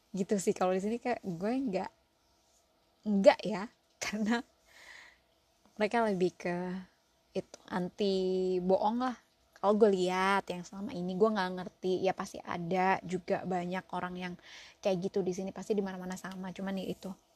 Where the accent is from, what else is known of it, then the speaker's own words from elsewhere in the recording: Surabaya, East Java, Indonesia; now in United States; gue arek Surabaya nang US